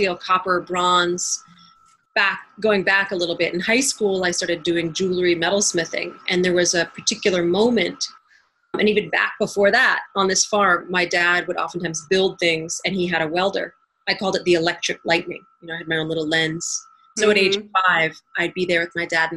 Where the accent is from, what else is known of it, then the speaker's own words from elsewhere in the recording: New Hampshire and Maine, New England, United States; now in Atlanta, United States; I currently live in Atlanta, Georgia. I grew up in New Hampshire and Maine